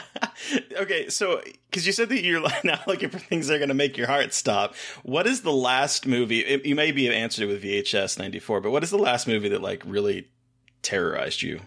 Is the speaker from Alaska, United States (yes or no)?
yes; Alaska, United States; born or raised there